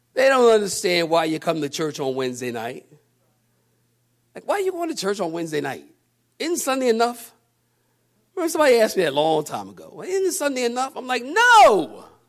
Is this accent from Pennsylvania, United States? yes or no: yes; Philadelphia, Pennsylvania, United States; I'm from Philadelphia. I walk downtown in Philly